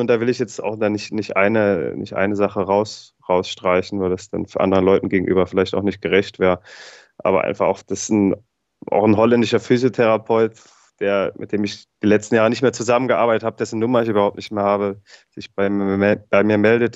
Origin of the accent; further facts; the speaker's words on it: Gerolstein, Rhineland-Palatinate, Germany; weil ich ja als gebürtiger Gerolsteiner viel im Regen trainiert habe als Jugendlicher